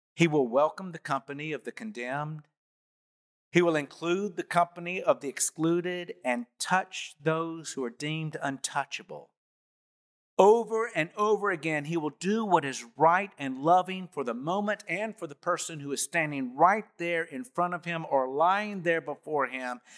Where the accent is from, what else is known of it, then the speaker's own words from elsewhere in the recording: Bainbridge, Georgia, United States; I was born in Bainbridge, Georgia on May twenty nineteen something